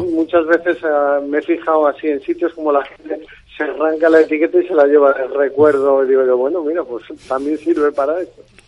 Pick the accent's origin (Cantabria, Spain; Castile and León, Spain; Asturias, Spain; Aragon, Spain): Castile and León, Spain; Cacabelos; moved away as an adult; now in La Palma del Condado, Spain; yo soy berciano de un pueblo que se llama Cacabelos